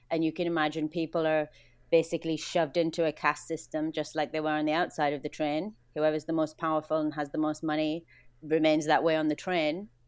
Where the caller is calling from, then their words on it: Vancouver, British Columbia, Canada; I am in Vancouver on the 47th floor of an apartment in quarantine, day seven.